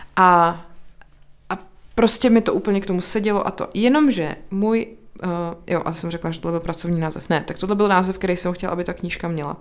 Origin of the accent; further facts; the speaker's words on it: České Budějovice, South Bohemian Region, Czechia; also born or lived in Brno; now in Prague, Czech Republic; já jsem jako původně z Budějce